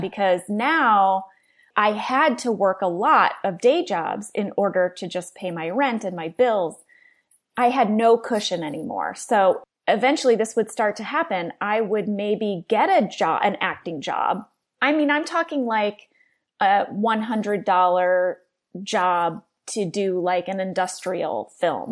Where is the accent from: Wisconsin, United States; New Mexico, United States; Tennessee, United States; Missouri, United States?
Missouri, United States; St. Louis; I grew up in St. Louis, Missouri.